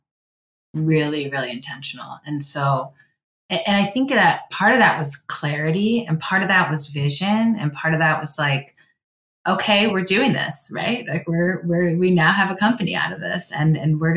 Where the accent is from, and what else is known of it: Cleveland, Ohio, United States